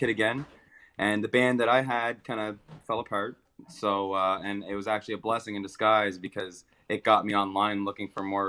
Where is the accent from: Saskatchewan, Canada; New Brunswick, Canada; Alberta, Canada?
New Brunswick, Canada; Salisbury; I've born and raised in Salisbury, New Brunswick. East Coast for life.